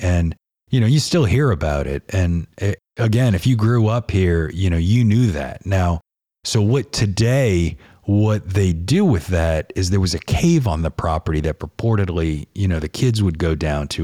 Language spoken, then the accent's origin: English; New Orleans, Louisiana, United States; growing up in New Orleans